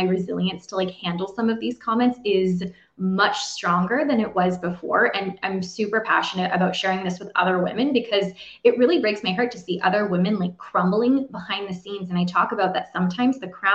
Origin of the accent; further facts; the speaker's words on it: Canada; I'm officially from Canada